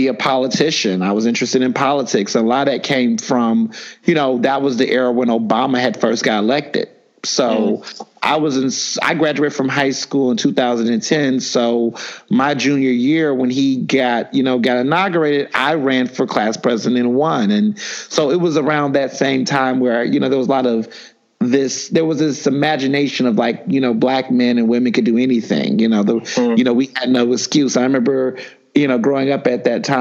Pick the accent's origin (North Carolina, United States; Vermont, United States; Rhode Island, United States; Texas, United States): Texas, United States; Houston; moved away as an adult; also born or lived in Chicago / Philadelphia; I was born in Chicago. Grew up in Houston, Texas most of my life